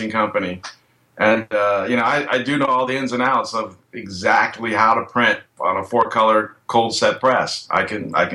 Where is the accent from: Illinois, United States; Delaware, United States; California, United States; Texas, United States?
California, United States; Oakland; my city, Oakland